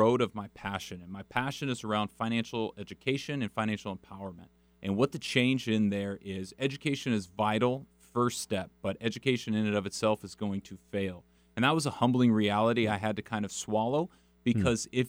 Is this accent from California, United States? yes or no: yes; San Juan Capistrano, California, United States; I grew up in San Juan Capistrano, California